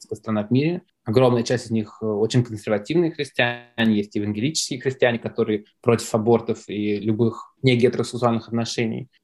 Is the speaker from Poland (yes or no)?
no; Russia; moved away as an adult; also born or lived in Moscow; now in New York, United States; я из России